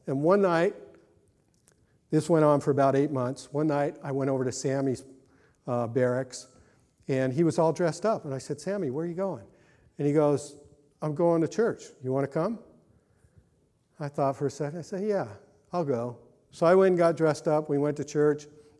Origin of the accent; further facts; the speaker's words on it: California, United States; And, you know, I was raised Catholic. I came from Southern California when the Jesus movement was really starting to take off.